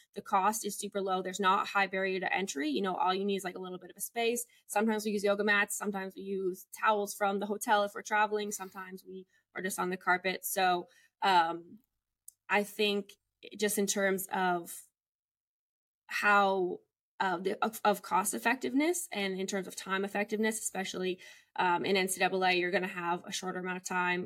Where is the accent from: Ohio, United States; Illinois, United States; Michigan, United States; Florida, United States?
Illinois, United States; Chicago; moved away as an adult; also born or lived in Montana / Texas; now in Los Angeles, United States; I'm from Chicago, Illinois.